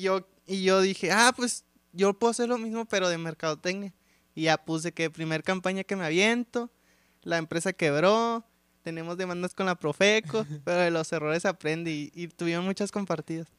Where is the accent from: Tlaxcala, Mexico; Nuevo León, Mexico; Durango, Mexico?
Nuevo León, Mexico; Monterrey; somos como muy orgullosos los regios de ser regios